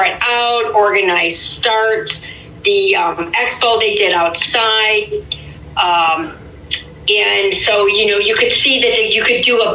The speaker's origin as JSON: {"language": "English", "town": "Sandusky", "region": "Ohio", "country": "United States", "moved": "yes", "lives_now": "Euclid, United States", "said": "I'm originally from Sandusky, but I live in Euclid, Ohio now"}